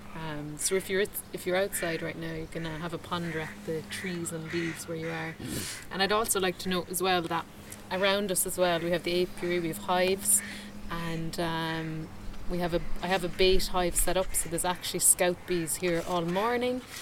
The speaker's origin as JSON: {"language": "English", "country": "Ireland", "said": "I would say Ireland"}